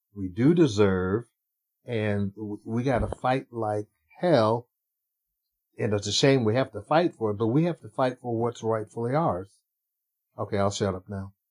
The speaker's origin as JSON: {"language": "English", "town": "Cleveland", "region": "Ohio", "country": "United States", "tie": "born or raised there", "said": "growing up in Cleveland, I was in the major work program in Cleveland"}